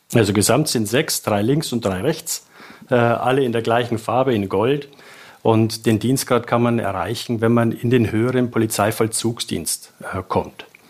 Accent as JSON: {"language": "German", "area": "south of Regensburg", "region": "Bavaria", "country": "Germany", "tie": "born or raised there", "accent": "Bavarian", "said": "ich bin äh, südlich von Regensburg aufgewachsen."}